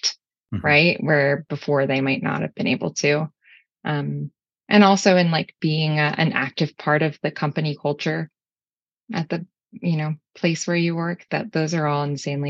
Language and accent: English; Houston, Texas, United States; moved away as an adult; also born or lived in Chicago / Scotland; I guess I've always been a Texan. I'm from Houston, but I spent a lot of time in Chicago in college